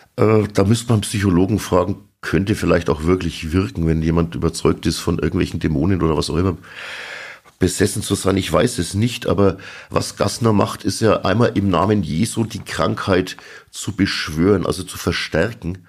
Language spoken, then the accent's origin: German; Sulzbach-Rosenberg, Bavaria, Germany; ich komme aus Sulzbach-Rosenberg